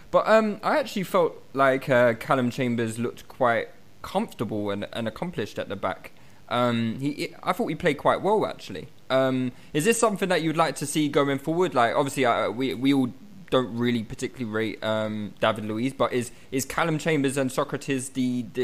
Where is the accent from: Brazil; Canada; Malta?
Malta; Yeah, exactly. I'm from Malta.